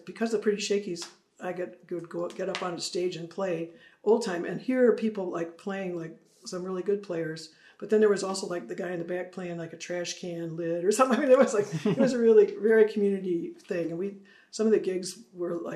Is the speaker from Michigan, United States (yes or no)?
yes; Michigan, United States; now in Lyons, United States; I'm from Michigan. I'm really from Michigan.